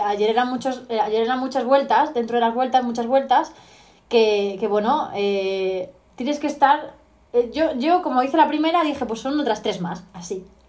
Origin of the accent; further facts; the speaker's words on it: Talavera de la Reina, Castilla-La Mancha, Spain; also born or lived in Extremadura; soy una chica de Talavera de la Reina, soy manchega, mitad manchega, mitad extremeña